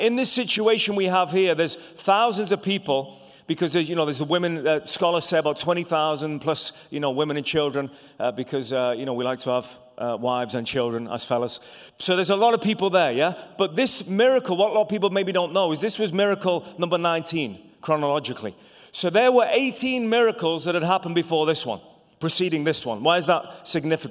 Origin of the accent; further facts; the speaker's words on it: England, United Kingdom; also born or lived in Ireland; now in United States; I was born in England, but my family are all from Ireland